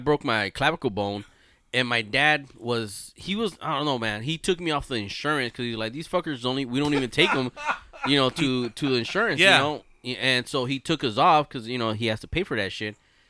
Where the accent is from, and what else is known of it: Harbor-UCLA hospital, Los Angeles County, California, United States; born or raised there